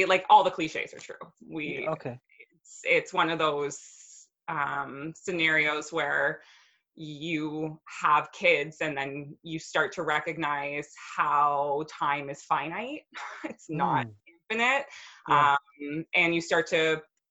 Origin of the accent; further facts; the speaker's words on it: Brampton, Ontario, Canada; moved away as an adult; also born or lived in Aurora, Ontario / Calgary, Alberta; neither one of us had really lived anywhere else outside of our hometowns. Like we'd always been in this little pocket of Ontario, and like the most branching out I did was I moved to Aurora from Brampton